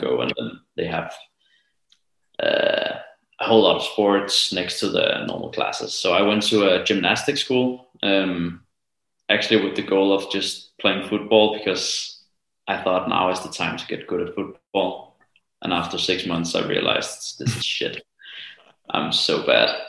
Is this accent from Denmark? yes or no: yes; Copenhagen, Capital Region of Denmark, Denmark; I live in Copenhagen. And uh, well, I'm also from Copenhagen